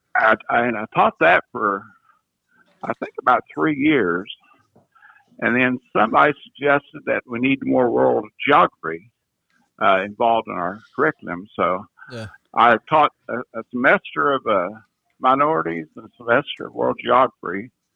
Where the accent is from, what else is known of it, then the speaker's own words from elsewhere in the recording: Omaha, Illinois, United States; I grew up near Omaha, Illinois. That's about an hour west of Evansville, in Illinois, the county that, that joins Indiana